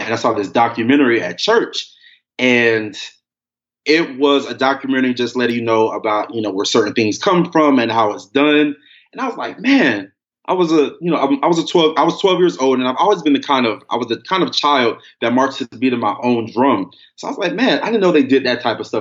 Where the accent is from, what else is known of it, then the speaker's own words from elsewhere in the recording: Miami, Florida, United States; moved away as an adult; now in Texas, United States; I'm from Miami. I'm a Florida boy.